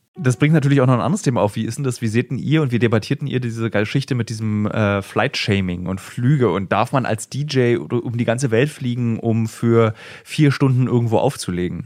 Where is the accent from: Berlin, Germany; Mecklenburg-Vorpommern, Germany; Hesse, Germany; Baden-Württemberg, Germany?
Berlin, Germany; als Berliner